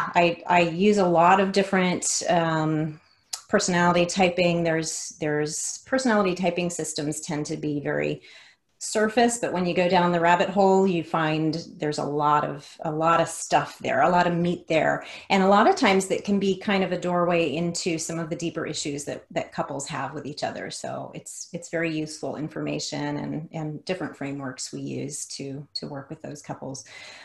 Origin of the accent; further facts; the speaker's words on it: the South, United States; accent: Southern drawl; I grew up in Hispanic culture. I grew up in the South, so it was a very weird mix of being Hispanic and also Southern. I had a Southern drawl back then.